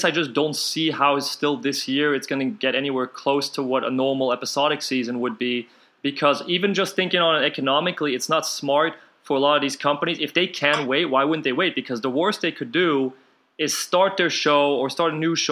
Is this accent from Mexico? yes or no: no; Antwerp, Flanders, Belgium; moved away; I'm from Belgium originally